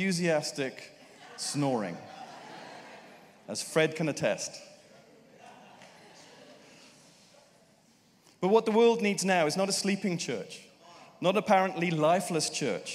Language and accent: English; United Kingdom; as a Brit